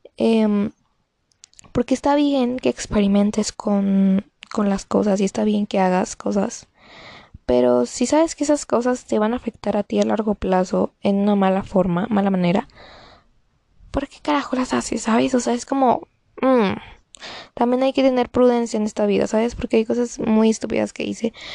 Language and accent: Spanish; Mexico; yo soy mexicana